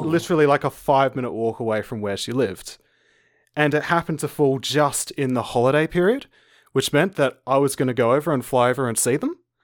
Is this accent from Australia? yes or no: yes; Adelaide, South Australia, Australia; I'm an Australian. I live in Adelaide, South Australia.